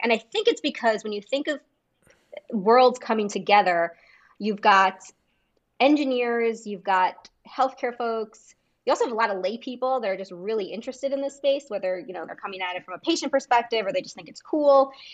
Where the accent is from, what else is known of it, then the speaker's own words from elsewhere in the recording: United States; as an American